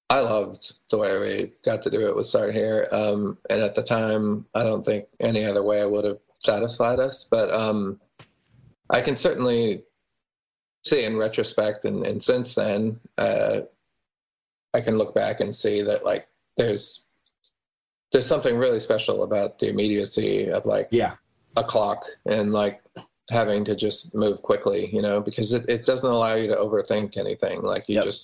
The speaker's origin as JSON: {"language": "English", "town": "Omaha", "region": "Nebraska", "country": "United States", "tie": "born there", "said": "I was born in Omaha."}